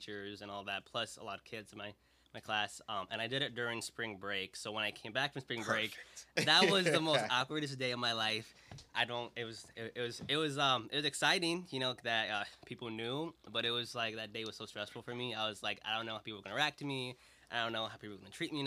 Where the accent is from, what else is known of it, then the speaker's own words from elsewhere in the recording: Aurora, Illinois, United States; growing up in Aurora